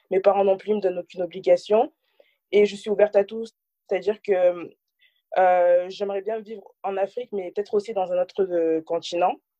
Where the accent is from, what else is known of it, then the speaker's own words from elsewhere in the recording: France; j'ai grandi en France je suis née en France